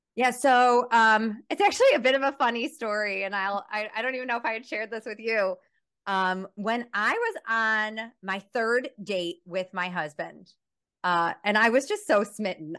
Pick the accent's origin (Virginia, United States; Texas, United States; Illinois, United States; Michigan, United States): Illinois, United States; Chicago; moved away as an adult; now in Johannesburg, South Africa; I'm someone who grew up in a suburb of Chicago